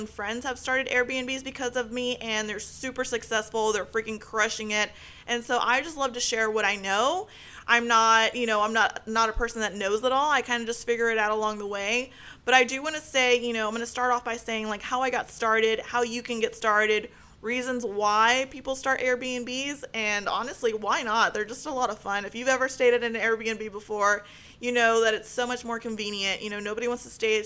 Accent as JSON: {"language": "English", "country": "United States", "said": "I'm from the United States. I wasn't born in Mexico"}